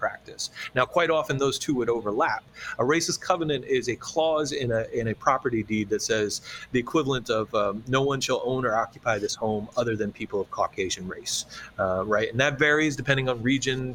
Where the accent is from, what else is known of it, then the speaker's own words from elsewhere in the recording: Charlottesville, Virginia, United States; my hometown of Charlottesville, Virginia